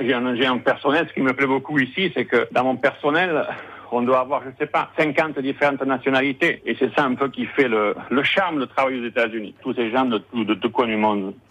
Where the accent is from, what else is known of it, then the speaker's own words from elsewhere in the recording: Biarritz, Nouvelle-Aquitaine, France; moved away as an adult; also born or lived in Arbonne; now in Aventura, United States; je suis né au Pays Basque, plus précisément à Biarritz, en 1971. J'ai fait toute ma scolarité à Biarritz